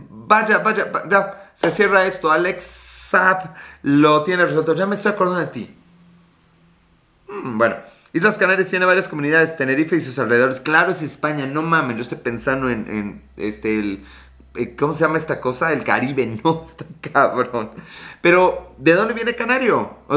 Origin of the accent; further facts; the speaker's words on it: Chile; Yo soy chileno, ¿y por qué Chile? Sé por qué Chile, por qué Chile, por qué, es Chile.